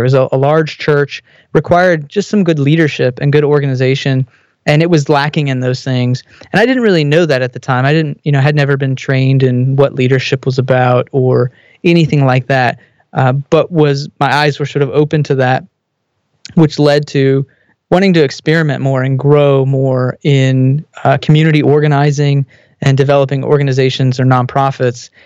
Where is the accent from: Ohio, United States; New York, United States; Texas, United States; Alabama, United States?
Texas, United States; I grew up in Texas